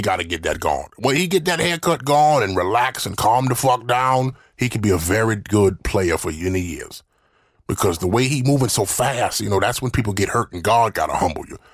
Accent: Mississippi, United States; I'm from the South

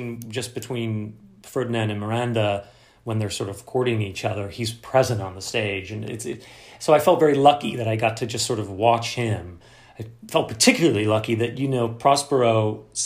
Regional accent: London, United Kingdom; accent: mid-Atlantic; moved away; also born or lived in United States; I was born in London, I grew up in London, and, you know, I consider myself half from there

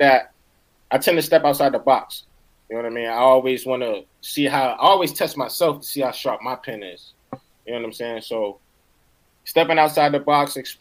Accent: East Orange, New Jersey, United States; That's where I'm from. Yeah, from East Orange

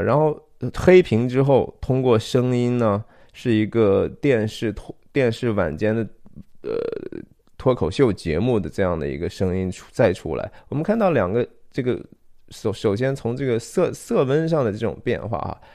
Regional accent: Shanxi, China; 我是山西人哈，我从小有相当长的一段时间

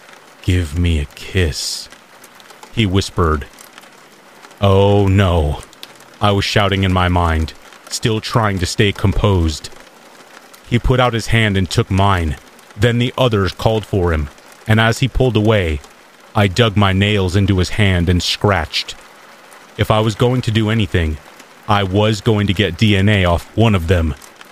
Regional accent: South Africa; moved away; Growing up in South Africa, we are taught from a very young age that it's important to make sure all doors are locked and windows are closed at night.

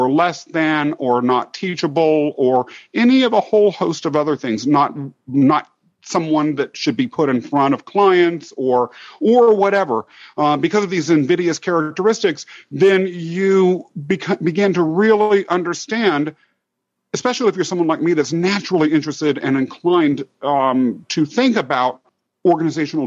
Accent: Kansas, United States; also born or lived in London, England; I grew up in Kansas

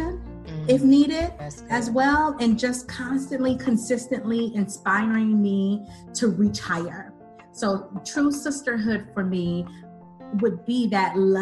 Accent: Ohio, United States; moved away as an adult; now in Phoenix, United States; my husband and I, from Ohio, born and raised in Ohio, and have 4 kids

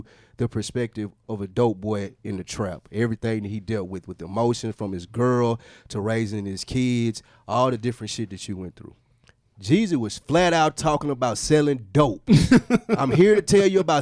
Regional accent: Nashville, Tennessee, United States; I'm from Nashville

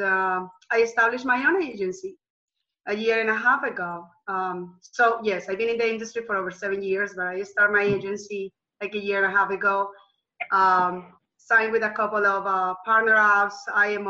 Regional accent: Colombia; moved away as an adult; now in United States; I'm from Colombia, South America

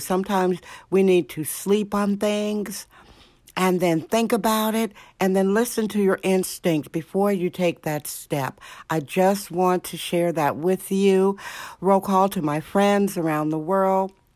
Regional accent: Indiana, United States; now in California, United States; Indiana, my home state

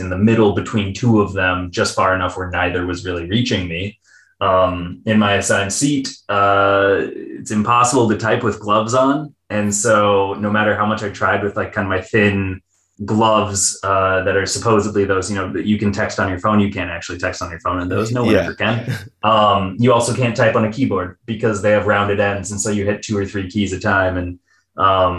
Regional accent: Minnesota, United States; I'm Minnesotan

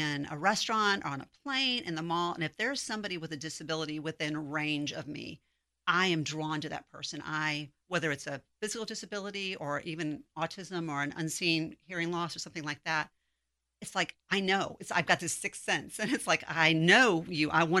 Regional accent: South Bend, Indiana, United States; moved away as an adult; now in Texas, United States; I'm originally from South Bend, Indiana. So I moved here 1,000 miles away from any family.

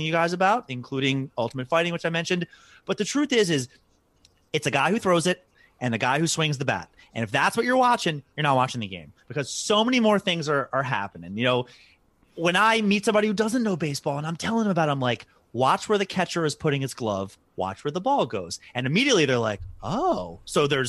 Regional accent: Baltimore, Maryland, United States; somebody that is born and raised in Baltimore

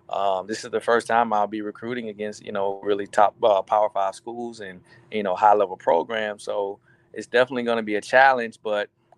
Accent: Riviera Beach, Florida, United States; moved away as an adult; now in South Carolina, United States; I'm from West Palm Beach, Riviera Beach, actually. And I went to Cardinal Newman

